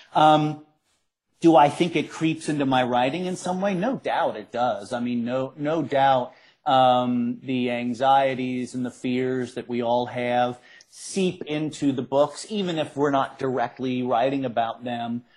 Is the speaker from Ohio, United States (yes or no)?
yes; Cincinnati, Ohio, United States; I grew up in Cincinnati. I grew up on the west side of Cincinnati